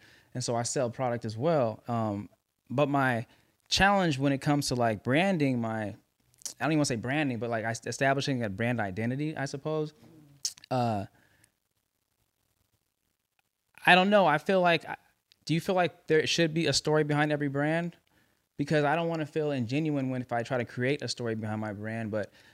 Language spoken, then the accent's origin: English; Los Angeles, California, United States; L.A., man, born and raised